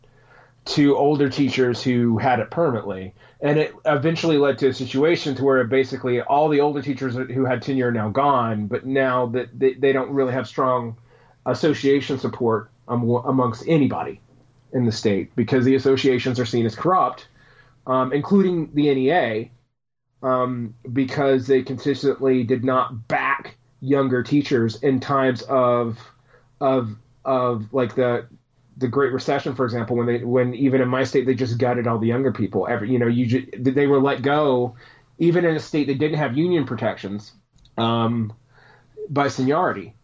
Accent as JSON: {"language": "English", "region": "Georgia", "country": "United States", "tie": "born or raised there", "moved": "yes"}